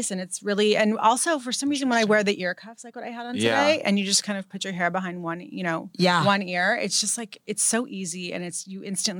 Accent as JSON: {"language": "English", "town": "Santa Barbara", "region": "California", "country": "United States", "tie": "born or raised there", "said": "I grew up in Santa Barbara in Montecito."}